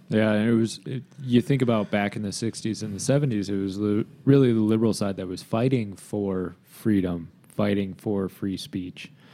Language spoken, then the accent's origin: English; Grand Haven, Michigan, United States; my hometown